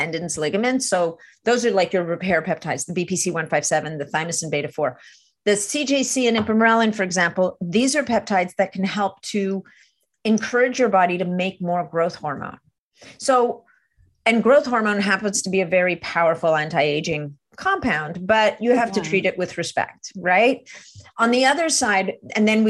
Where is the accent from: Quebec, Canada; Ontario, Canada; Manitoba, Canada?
Quebec, Canada; Montreal; I'm from Montreal. I speak French.